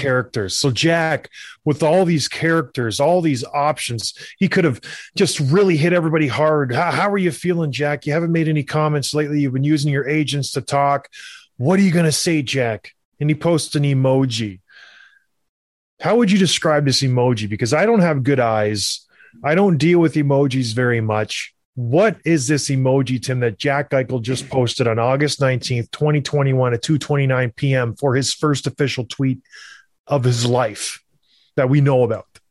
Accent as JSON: {"language": "English", "area": "across the river from Buffalo", "region": "Ontario", "country": "Canada", "tie": "born or raised there", "said": "I'm from the Buffalo area. I grew up right across the river. We would go to Buffalo all the time as kids"}